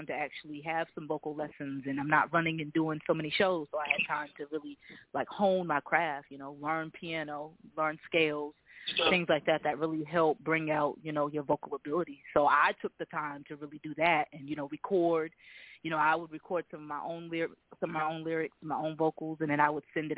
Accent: Boston, Massachusetts, United States; moved away; I'm originally from Boston

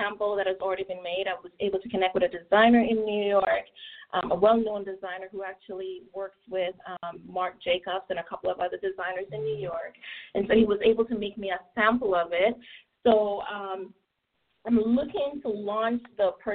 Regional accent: Trelawny, Jamaica; moved away as an adult; now in United States; growing up in Jamaica was a great experience for me

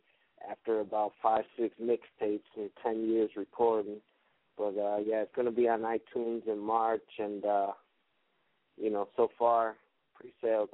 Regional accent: Chicago, Illinois, United States; I'm from Chicago. I'm half Brazilian, half Mexican

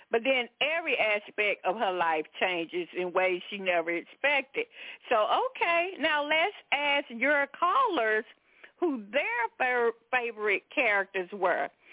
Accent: the South, United States; I was raised in the South in, in a Pentecostal church

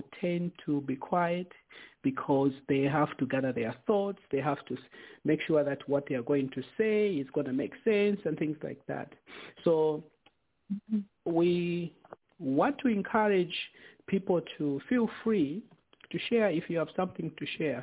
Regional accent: Zambia; growing up in Zambia

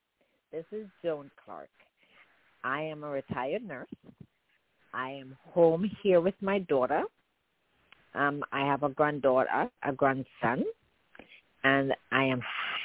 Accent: Jamaica; also born or lived in New York, United States; now in Florida, United States; I'm a Jamaican born, but I live in the United States more than I lived in Jamaica.

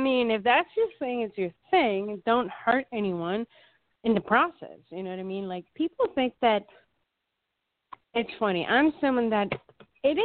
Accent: Wilmington, Delaware, United States; also born or lived in Springfield, Pennsylvania; I was raised in Wilmington, Delaware

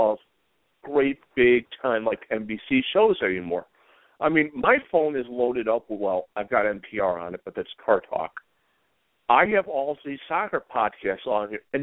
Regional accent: Buffalo, New York, United States; born or raised there

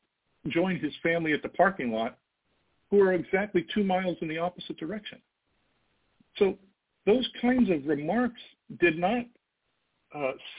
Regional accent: San Francisco Bay Area, California, United States; also born or lived in San Jose, California; born and raised in the San Francisco Bay Area, my wife and I live in northern San Jose

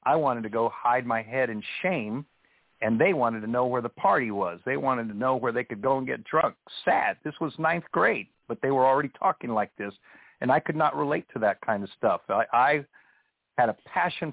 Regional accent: Laredo, Texas, United States; growing up in Laredo

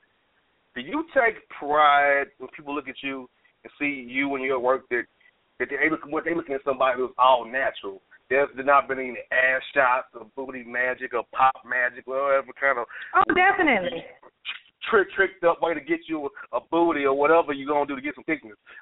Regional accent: Florida, United States; I'm from Florida.

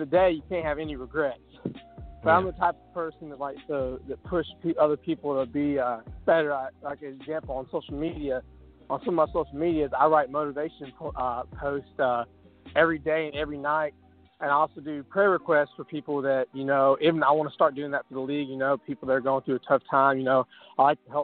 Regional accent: Alabama, United States; I'm from Alabama.

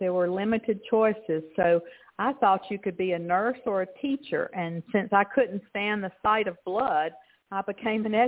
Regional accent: Mississippi, United States; accent: southern; moved away as an adult; also born or lived in New Orleans, Louisiana; now in Texas, United States; I grew up in Mississippi, where it's very humid and very hot. I'm now in Texas

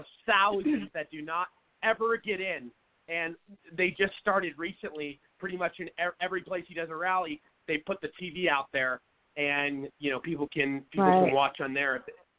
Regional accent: Seattle, Washington, United States; I'm from Seattle, so I know a lot of people that vote Democrat.

